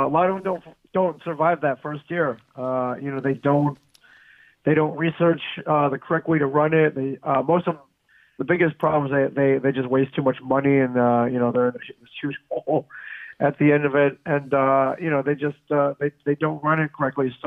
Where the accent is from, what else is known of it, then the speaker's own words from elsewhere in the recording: Michigan, United States; moved away; my home state of Michigan